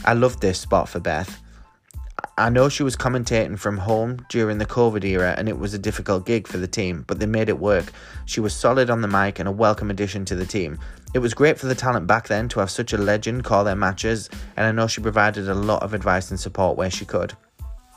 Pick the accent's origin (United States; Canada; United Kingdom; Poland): United Kingdom; the north of England; accent: Northern English; my Northern English accent